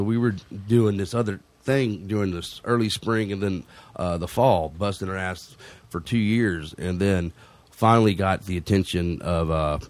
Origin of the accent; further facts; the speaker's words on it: Texas, United States; We're from Texas